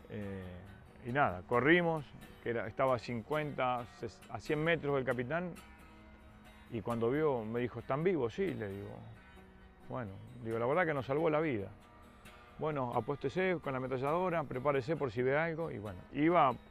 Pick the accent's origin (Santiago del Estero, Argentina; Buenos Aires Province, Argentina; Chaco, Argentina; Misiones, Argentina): Misiones, Argentina; ¿cómo es tu nombre? … ¿De dónde sos? Misiones.